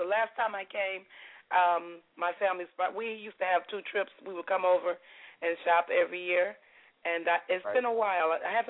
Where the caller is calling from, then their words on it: Sterling Heights, Michigan, United States; I'm calling from a suburb in Michigan, Sterling Heights.